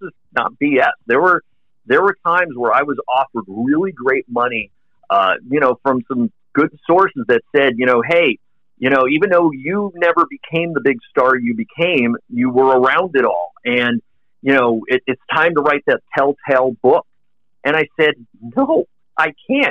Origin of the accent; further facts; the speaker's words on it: South Bay, Southern California, United States; I grew up out in Southern California in the South Bay.